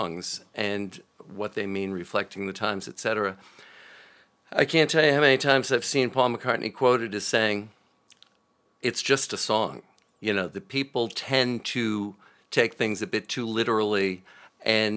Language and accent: English; Lowell, Massachusetts, United States; Around Lowell.